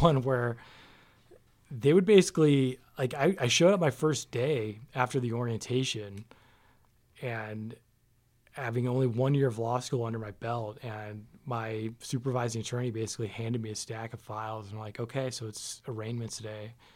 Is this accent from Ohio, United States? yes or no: no; Farmington Hills, Michigan, United States; moved away as an adult; now in Las Vegas, United States; So I grew up in Michigan, uh, a city called Farmington Hills, which is a suburb of Detroit, and lived there pretty much my whole life